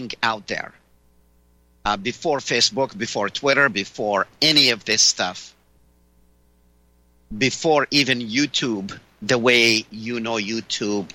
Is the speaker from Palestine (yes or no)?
yes; Palestine; now in United States; I am originally from Palestine.